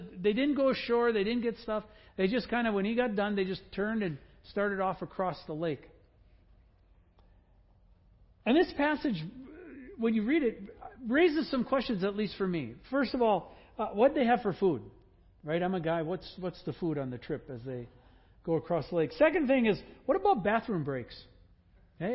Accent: Wisconsin, United States; I grew up in Wisconsin

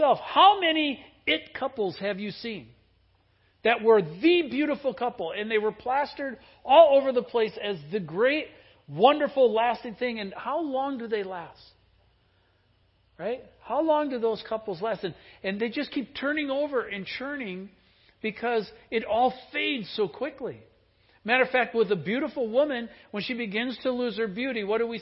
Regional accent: the Midwest next to Lake Michigan, United States; now in Washington, United States; I grew up in the Midwest next to Lake Michigan.

